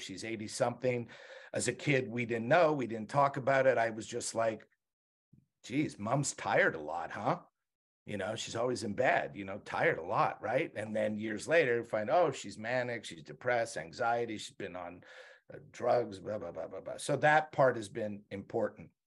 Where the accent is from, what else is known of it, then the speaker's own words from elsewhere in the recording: Montreal, Quebec, Canada; moved away; I grew up in Montreal.